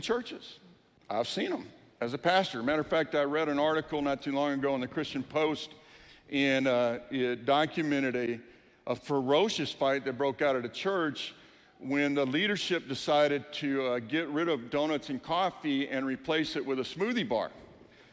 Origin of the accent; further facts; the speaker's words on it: Lake Charles, Louisiana, United States; also born or lived in New Orleans, Louisiana; now in Colorado, United States; I say I'm a Cajun, because I grew up in Lake Charles, Louisiana. I was born in New Orleans.